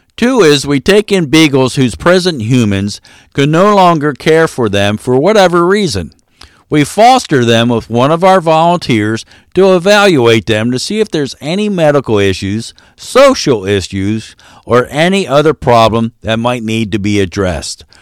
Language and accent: English; Maryland, United States; I am from Maryland, so there is a R in washing